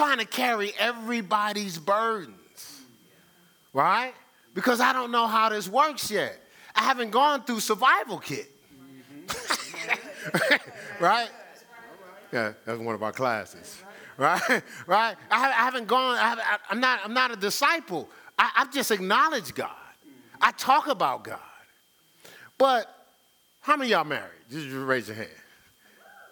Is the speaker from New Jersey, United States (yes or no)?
yes; Newark, New Jersey, United States; growing up in Newark